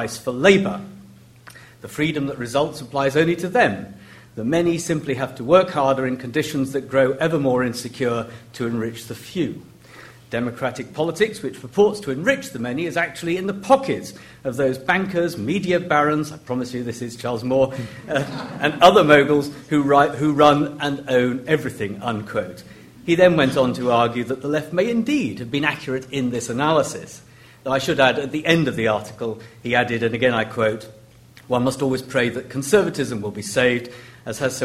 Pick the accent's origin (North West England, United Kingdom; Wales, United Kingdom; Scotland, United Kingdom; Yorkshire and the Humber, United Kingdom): Wales, United Kingdom; Llandudno; moved away; my hometown in North Wales of Llandudno